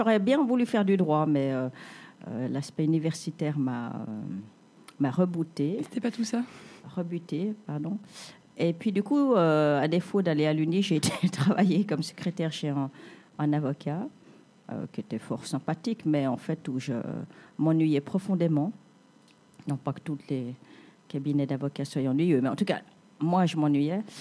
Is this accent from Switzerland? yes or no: yes; Geneva, Switzerland; also born or lived in Vietnam; moi je suis vietnamienne. D'accord. Mais à Genève depuis les années 70, donc depuis très très très très longtemps.